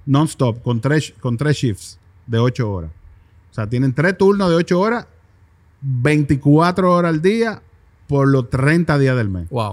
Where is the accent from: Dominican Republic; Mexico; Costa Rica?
Dominican Republic; nos ven como República Dominicana